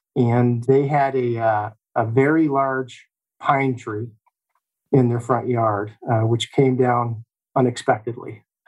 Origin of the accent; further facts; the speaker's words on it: Olean, New York, United States; My story begins here in Olean. I was born and raised here in Western New York. I attended elementary and high school right here in town